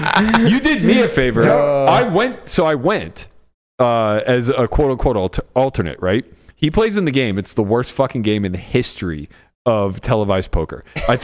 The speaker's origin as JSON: {"language": "English", "town": "Pittsburgh", "region": "Pennsylvania", "country": "United States", "tie": "born or raised there", "said": "it's my hometown."}